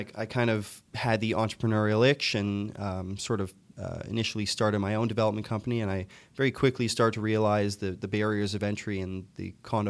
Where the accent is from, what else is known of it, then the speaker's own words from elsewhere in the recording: Toronto, Ontario, Canada; I'm from Toronto. Okay. I was born and raised in Scarborough.